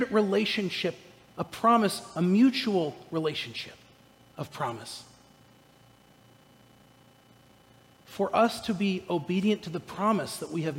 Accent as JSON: {"language": "English", "area": "Orange County", "region": "California", "country": "United States", "moved": "yes", "said": "I'm from Southern California. I'm from Orange County, California"}